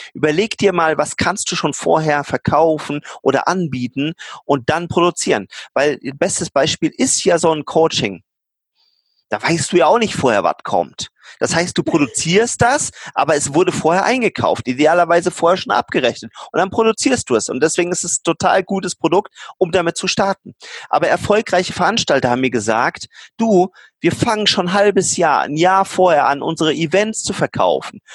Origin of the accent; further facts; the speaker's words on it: Germany; als Deutsche, als Ingenieure